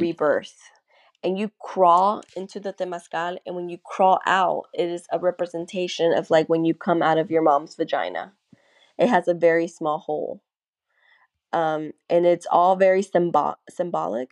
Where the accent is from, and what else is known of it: North Augusta, South Carolina, United States